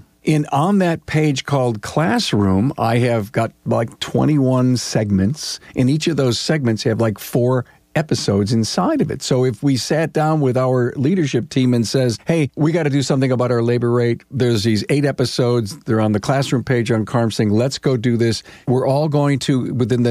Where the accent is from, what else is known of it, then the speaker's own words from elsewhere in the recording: Orchard Park, New York, United States; I grew up in Orchard Park, New York